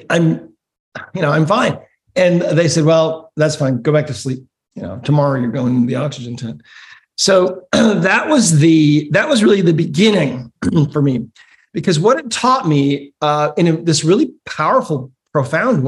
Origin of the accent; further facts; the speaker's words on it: Great Falls, Montana, United States; I grew up in Great Falls, Montana